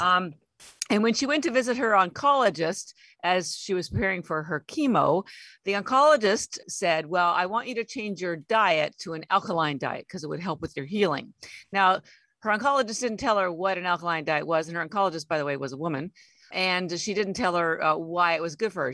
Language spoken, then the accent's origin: English; Canada; moved away as an adult; now in Boston, United States; And I'm Canadian, although I've lived in Boston 33 years